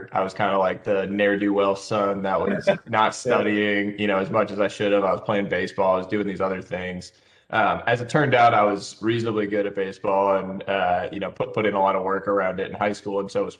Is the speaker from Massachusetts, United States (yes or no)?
yes; Boston area, Massachusetts, United States; now in San Francisco area, United States; I grew up on the East Coast, Boston area, small town outside Boston. Pops was a professor at Harvard, so kind of grew up right outside Cambridge.